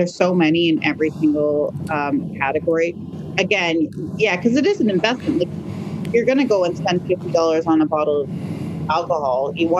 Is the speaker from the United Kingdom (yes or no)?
yes; United Kingdom; That's really like my go-to in that category, just as a British, like, feeling nice.